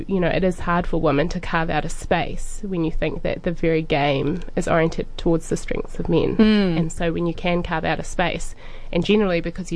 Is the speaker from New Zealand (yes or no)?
yes; Invercargill, Southland, New Zealand; now in Dunedin, New Zealand; I'm from Invercargill too